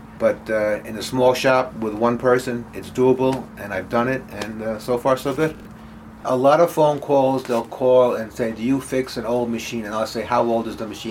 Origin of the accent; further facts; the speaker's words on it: Yonkers, New York, United States; also born or lived in Carmel, New York; now in Hartsdale, United States; I grew up in Yonkers, New York